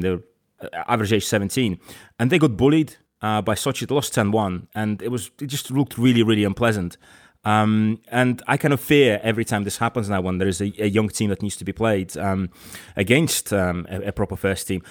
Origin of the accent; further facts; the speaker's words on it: Crosby, North West England, United Kingdom; moved away; I grew up in Crosby.